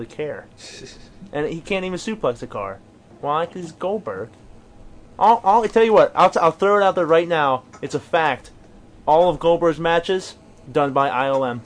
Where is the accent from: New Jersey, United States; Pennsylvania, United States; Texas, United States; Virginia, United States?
Pennsylvania, United States; Ellsworth; also born or lived in Bentleyville, Pennsylvania; IWC is having a show in my hometown